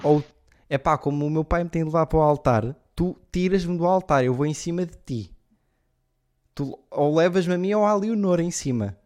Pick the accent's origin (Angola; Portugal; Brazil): Portugal; Leiria, Centro; E eu sou, eu sou de Leiria.